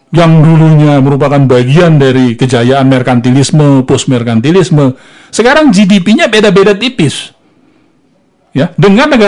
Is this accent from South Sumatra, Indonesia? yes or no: yes; South Sumatra, Indonesia; saya ingat saya dari provinsi Sumatera Selatan saya mengingat sekali para petani lada, petani kopi, karet, jadi kaya mendadak.